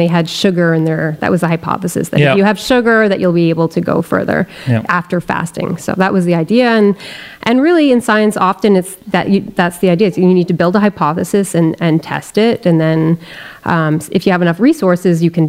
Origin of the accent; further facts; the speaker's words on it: Bedford, Quebec, Canada; also born or lived in Sutton, Quebec / Cowansville, Quebec; I grew up in the Eastern Townships. I went to a public high school in Cowansville